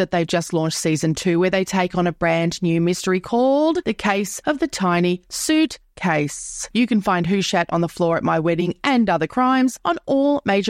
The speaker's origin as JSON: {"language": "English", "region": "Queensland", "country": "Australia", "tie": "born or raised there", "moved": "yes", "lives_now": "Melbourne, Australia", "said": "I grew up in Queensland"}